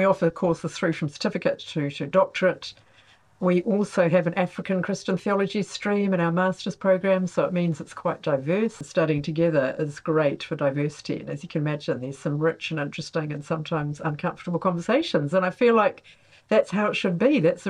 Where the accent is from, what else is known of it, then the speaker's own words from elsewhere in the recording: New Zealand; moved away as an adult; also born or lived in Congo / Rwanda / Uganda; now in Oxford, United Kingdom; I am originally from Aotearoa, New Zealand, and in fact have been a mission partner with New Zealand CMS in Congo, Rwanda and Uganda. Moved to Oxford in 2005 to join CMS in the UK